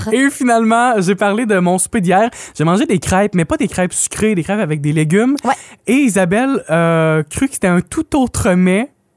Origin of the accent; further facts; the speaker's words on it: Amqui, Quebec, Canada; chez nous à Amqui